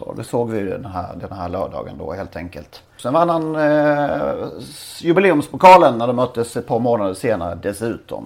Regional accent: Blekinge, Sweden; moved away; jag är från Blekinge

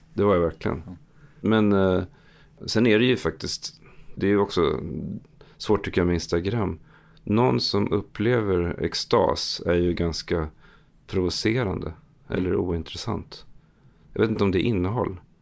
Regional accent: Stockholm, Stockholm County, Sweden; also born or lived in Södermalm, Stockholm; jag växte upp i Akalla. Flyttade till Stockholm när jag var 16-17

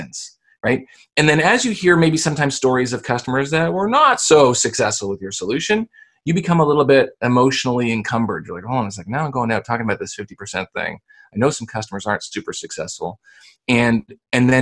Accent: Canada; I'm Canadian

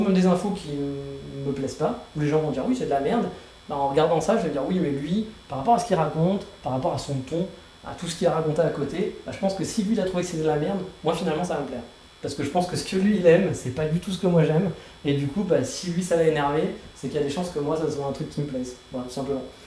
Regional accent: France; now in Kyoto, Japan; je suis français

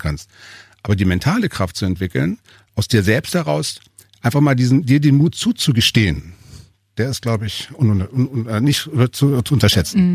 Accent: Hanover, Lower Saxony, Germany; also born or lived in Berlin; now in Altmühltal, Germany; eigentlich bin ich ja Hannoveraner

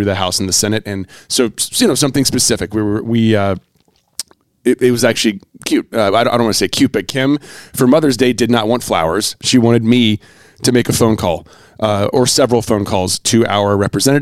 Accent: North Carolina, United States; I grew up in North Carolina.

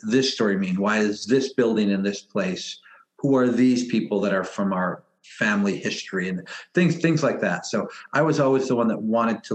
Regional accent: Niagara Falls, New York, United States; I grew up in Niagara Falls, so a bit removed from the reservation

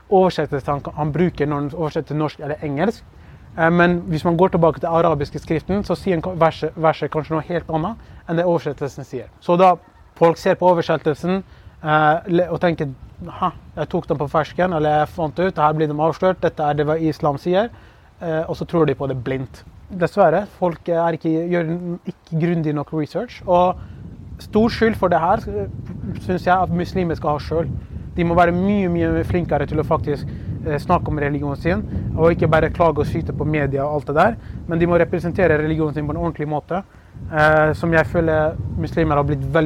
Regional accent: Kurdistan Region, Iraq; now in Norway; de forventer selvfølgelig at jeg skal si at jeg er fra ja, Kurdistan, jeg er kurder fra Irak eller noe sånt. Og er, jeg er stolt over det

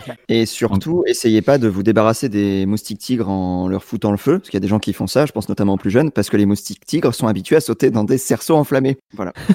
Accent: Seine-et-Marne, Île-de-France, France; je viens de Seine-et-Marne

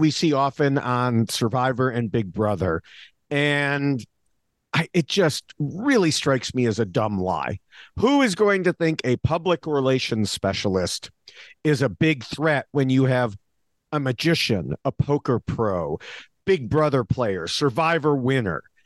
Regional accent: United States; me as an American here

